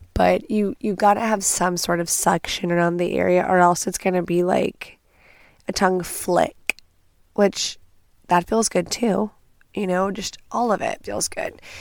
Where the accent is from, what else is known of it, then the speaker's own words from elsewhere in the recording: Texas, United States; I'm from Texas